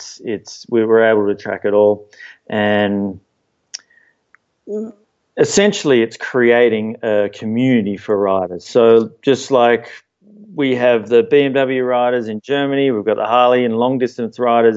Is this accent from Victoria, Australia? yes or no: no; Sydney, New South Wales, Australia; now in Eagle, United States; Growing up in Sydney and being a surfer